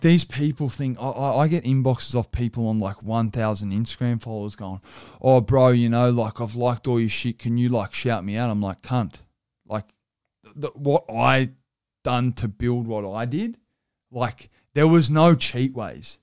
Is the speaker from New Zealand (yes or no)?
no; Sydney, New South Wales, Australia